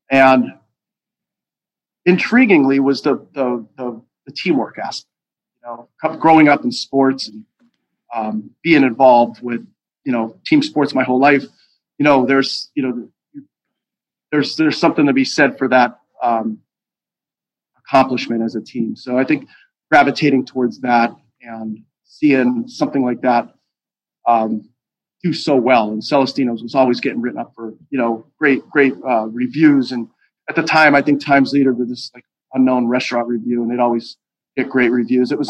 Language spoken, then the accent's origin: English; Pittston, Pennsylvania, United States; I'm growing up in Pittston I never heard words